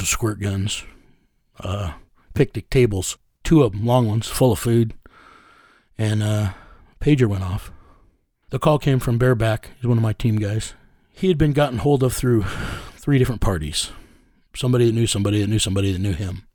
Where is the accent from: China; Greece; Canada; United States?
United States; I'm a first generation American. My mother's Mexican and Comanche Indian